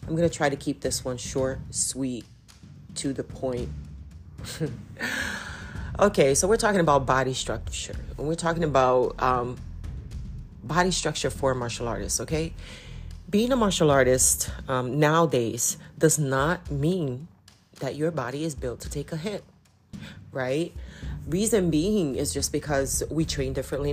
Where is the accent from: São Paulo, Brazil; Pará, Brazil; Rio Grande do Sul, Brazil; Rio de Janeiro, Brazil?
Pará, Brazil; Belém; I am Brazilian and I come specifically from Belém do Pará. It's in the state of Pará